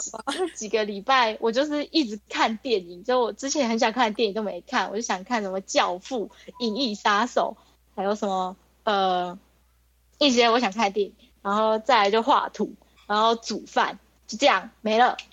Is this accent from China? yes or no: no; Taiwan; 我是台湾人